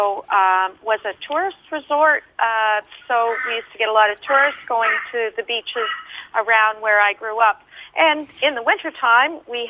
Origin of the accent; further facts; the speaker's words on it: Collingwood, Ontario, Canada; moved away as an adult; also born or lived in Noosa, Australia / New South Wales, Australia; now in Australia; I grew up in Collingwood, Ontario, in Canada, about an hour and a half north of Toronto.